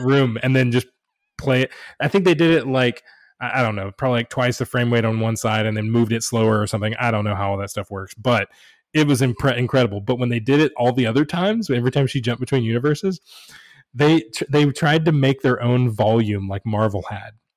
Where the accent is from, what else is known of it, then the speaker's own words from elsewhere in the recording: United States; first language English; I've lived in America my entire life, I was born here, I, English is my native language